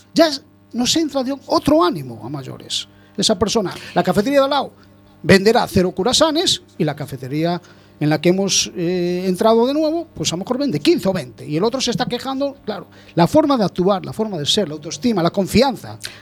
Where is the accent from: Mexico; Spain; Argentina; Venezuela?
Spain; como muchos españoles